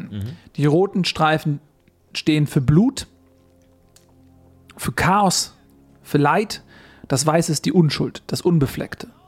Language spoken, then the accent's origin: German; Austria; born there; ich bin gebürtiger Österreicher